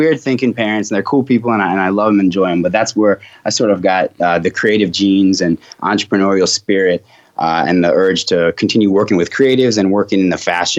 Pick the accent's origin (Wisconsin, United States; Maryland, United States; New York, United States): New York, United States; I was born and raised in New York with my grandfather is actually a judge, and my mom and my dad are creatives.